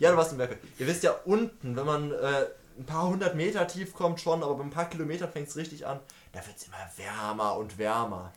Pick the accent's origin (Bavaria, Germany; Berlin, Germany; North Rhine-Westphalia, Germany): North Rhine-Westphalia, Germany; Münster; Ich bin in Münster geboren und ich werde mein Leben wahrscheinlich zum Großteil in Münster leben